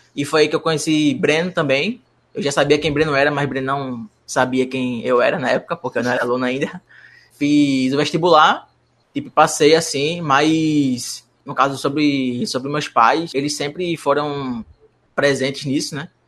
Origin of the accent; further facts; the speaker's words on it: Moreno, Pernambuco, Brazil; eu sou da cidade de Moreno, então eu não sou de Recife.